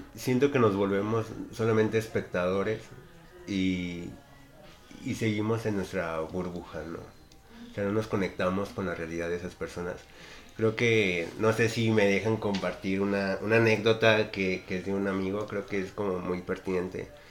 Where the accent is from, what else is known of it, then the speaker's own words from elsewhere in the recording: Mexico; vivimos como mexicanos